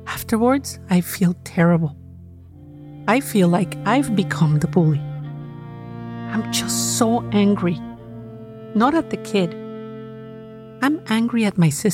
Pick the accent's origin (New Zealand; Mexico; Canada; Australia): Mexico; Cuernavaca, Morelos; My hometown of Cuernavaca, Mexico